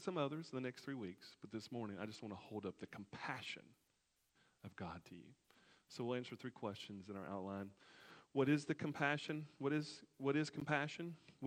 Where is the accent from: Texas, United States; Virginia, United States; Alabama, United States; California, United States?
Alabama, United States; my home state, Alabama